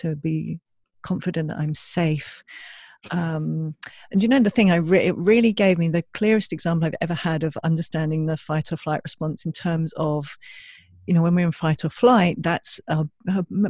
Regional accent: England, United Kingdom; now in Australia; I'm from England originally

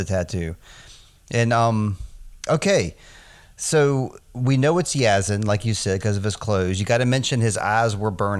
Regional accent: United States; we're American

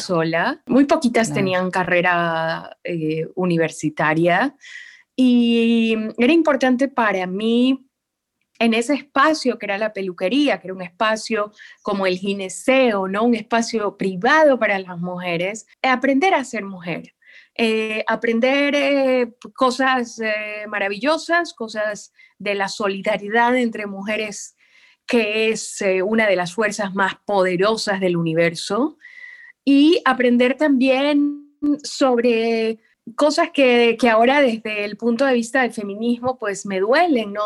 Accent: Guayaquil, Guayas, Ecuador; moved away as an adult; also born or lived in Argentina / Madrid, Spain / Mexico City, Mexico / Quito; Estuve primero en Quito y ahora estoy en Guayaquil, que es de donde soy

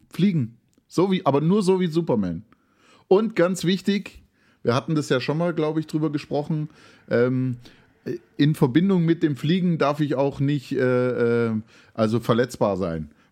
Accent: Baden-Württemberg, Germany; born there; Ich bin gebürtiger Oberschwabe, na klar bin ich pünktlich.

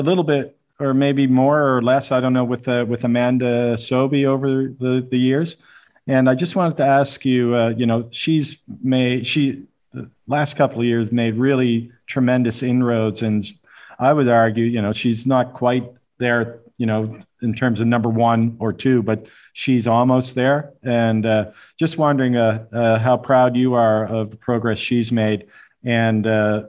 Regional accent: Halifax, Nova Scotia, Canada; my hometown of Halifax, Nova Scotia

